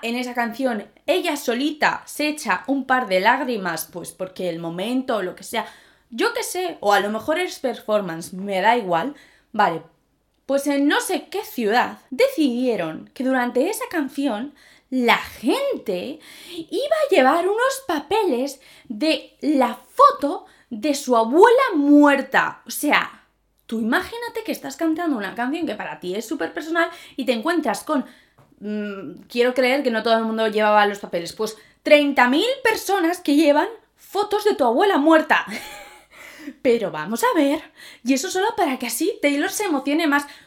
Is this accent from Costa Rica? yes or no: no; Zaragoza, Aragon, Spain; soy de Zaragoza